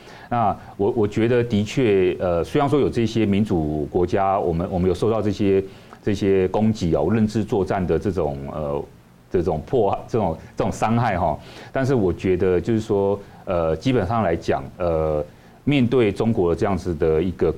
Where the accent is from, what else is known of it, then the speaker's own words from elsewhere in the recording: Taiwan; 国际社会都很关注我们，我们台湾人也要关注我们自己，我们应该要居安思危。